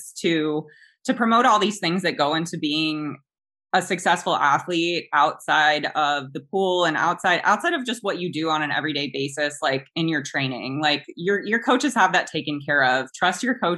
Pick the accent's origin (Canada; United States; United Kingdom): United States; South Florida; moved away as an adult; also born or lived in Australia; now in Rockville, United States; growing up in South Florida